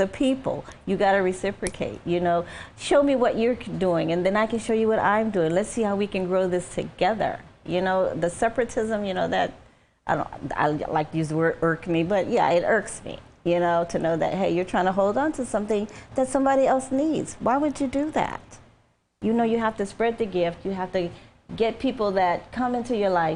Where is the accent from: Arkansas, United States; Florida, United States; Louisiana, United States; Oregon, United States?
Louisiana, United States; New Orleans; I'm from New Orleans